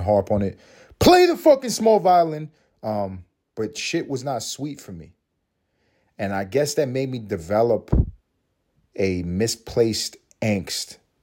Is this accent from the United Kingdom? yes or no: no; United States; I'm American. Um, I'm happy to be American.